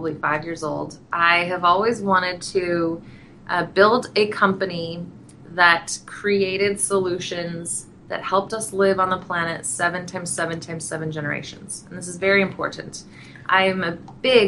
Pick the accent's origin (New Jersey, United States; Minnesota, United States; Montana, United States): Montana, United States; also born or lived in Wyoming; I was born in Wyoming, grew up in Montana, so I am very connected to nature